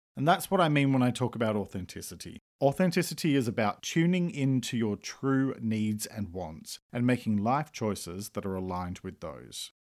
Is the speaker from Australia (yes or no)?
yes; Australia; I'm an Australian writer and speaker